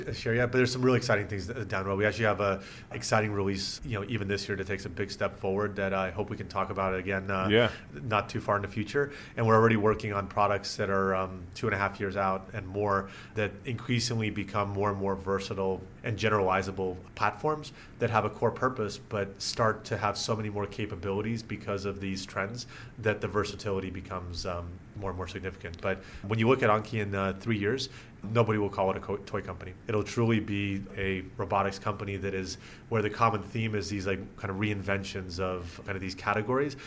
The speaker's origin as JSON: {"language": "English", "town": "Dallas", "region": "Texas", "country": "United States", "tie": "born or raised there", "also_born_or_lived": "Moscow, Russia", "said": "ended up through my dad's work settling in the Dallas area in Texas."}